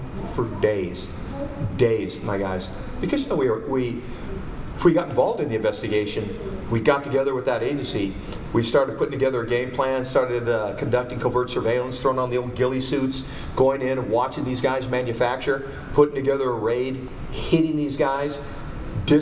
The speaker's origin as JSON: {"language": "English", "town": "Merced", "region": "California", "country": "United States", "tie": "born or raised there", "also_born_or_lived": "Los Angeles / Redondo Beach / Fresno", "moved": "as an adult", "said": "I grew up in Merced, which is north of Fresno"}